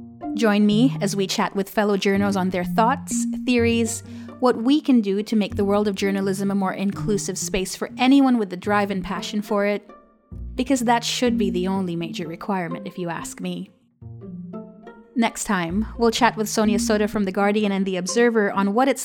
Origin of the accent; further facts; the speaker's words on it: Dubai, United Arab Emirates; also born or lived in Philippines; now in United Kingdom; I'm Filipino-Iranian, born in the Philippines, raised in the United Arab Emirates, now in the United Kingdom because life, love, you know, the usual things that get you to move halfway around the world.